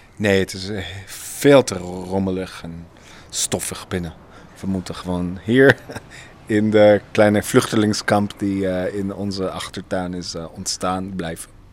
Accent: Haifa, Haifa District, Israel; Dutch is a second language; moved away as an adult; now in Netherlands; mijn eigen geboorteplek, Haifa

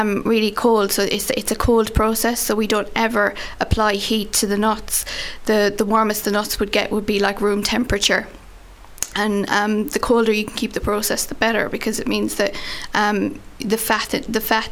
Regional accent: Ardagh, Munster, Ireland; I'm from Arda

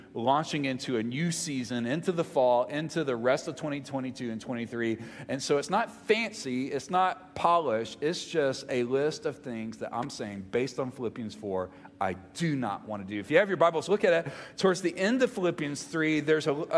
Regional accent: Mississippi, United States; moved away; I'm from Mississippi

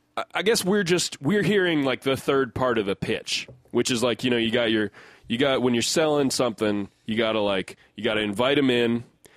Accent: United States; I'm an American

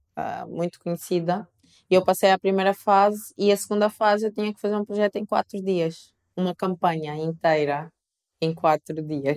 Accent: Coimbra, Centro, Portugal; also born or lived in Angola; Eu vim para Portugal muito pequeno. Eu vim com 3 anos. Uh, tive uma cultura extremamente portuguesa. Eu cresci em Coimbra, uh, no interior de Coimbra

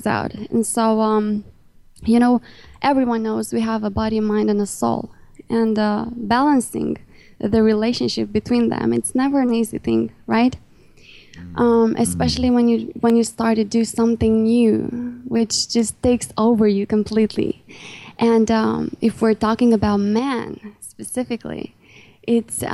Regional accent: Romania; English is a second language; Even though I'm in Romania

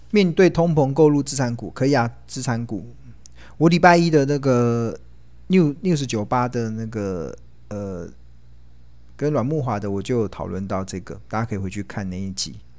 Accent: Taiwan; also born or lived in United Kingdom; 我从英国念书回来的时候已经三十岁，那时候我回到台湾的时候

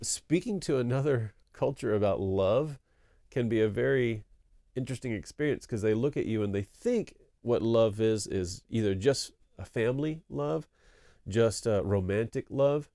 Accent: East Texas, United States; moved away as an adult; also born or lived in Denton, Texas / Cambodia / Korea; I grew up in East Texas

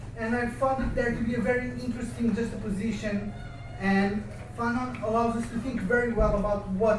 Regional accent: Portugal; moved away; I'm from Portugal, and I'm a son of the decolonial movement of the African colonies.

